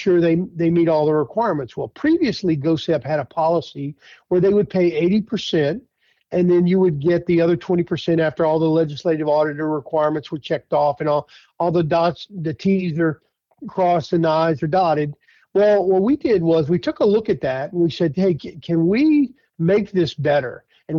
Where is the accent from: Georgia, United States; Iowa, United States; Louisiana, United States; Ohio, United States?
Louisiana, United States; Thibodaux; the last 5 years serving in my hometown as the emergency preparedness director for the city of Thibodeaux